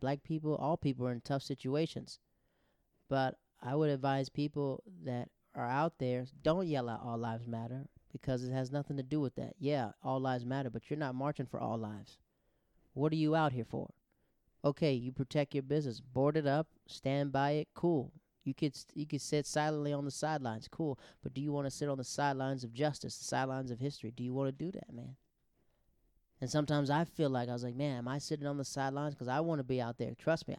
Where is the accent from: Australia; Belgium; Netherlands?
Netherlands; also born or lived in Japan; because I grew up in the Netherlands. I grew up in Japan.